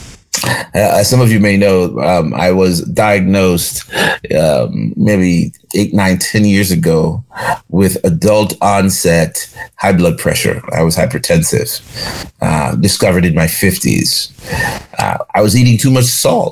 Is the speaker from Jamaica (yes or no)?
yes; Jamaica; now in Charlotte, United States; When I grew up in Jamaica